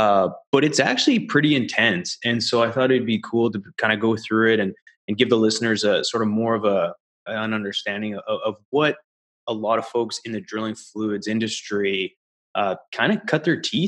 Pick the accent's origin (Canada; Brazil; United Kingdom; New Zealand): Canada; now in United States; You know, back in the day when I came from Canada down to the US